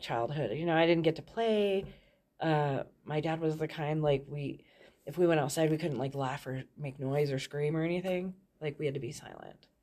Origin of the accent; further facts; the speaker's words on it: Thornton, Colorado, United States; I grew up in Thornton, um, Colorado